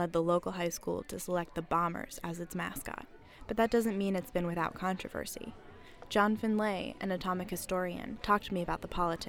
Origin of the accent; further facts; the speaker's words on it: Richland, Washington, United States; We all grew up in a dusty little town on the shore of the Columbia River. Our entire community exists only because of the Manhattan Project